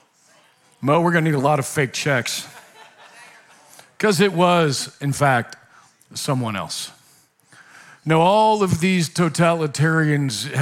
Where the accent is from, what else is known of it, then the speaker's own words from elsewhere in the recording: Nebraska, United States; moved away; my family back home, I'm from Nebraska